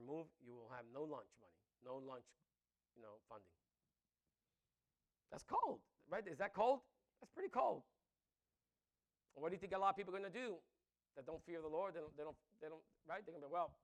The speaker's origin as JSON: {"language": "English", "town": "New York City", "region": "New York", "country": "United States", "tie": "born or raised there", "said": "I grew up in the Bronx"}